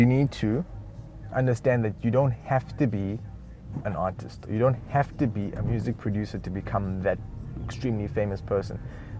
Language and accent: English; South Africa; moved away; I am South African, but I'm not. I don't speak any of the official languages except for English. Comfortably. That's another thing. I'm not from this country originally.